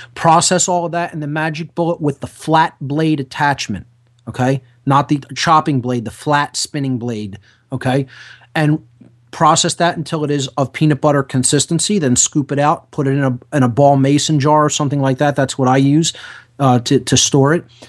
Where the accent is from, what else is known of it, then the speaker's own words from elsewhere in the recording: Philadelphia, Pennsylvania, United States; I'm an Italian from South Philadelphia